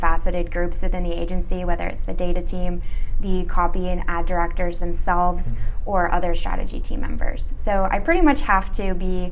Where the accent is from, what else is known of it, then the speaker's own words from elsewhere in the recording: Chicago, Illinois, United States; moved away as an adult; now in Los Angeles, United States; I'm originally from the Chicago suburbs, but now I'm down in sunny LA.